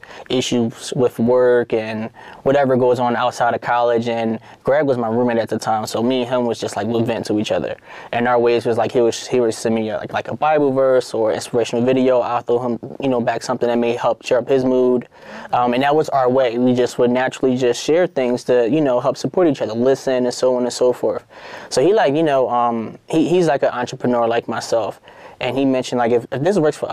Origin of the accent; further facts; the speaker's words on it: Philadelphia, Pennsylvania, United States; I grew up in Southwest Philly